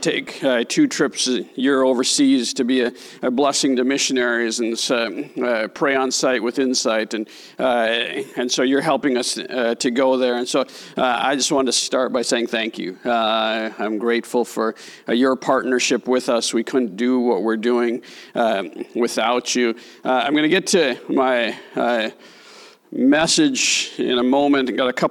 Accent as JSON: {"language": "English", "region": "Minnesota", "country": "United States", "said": "we're from Minnesota"}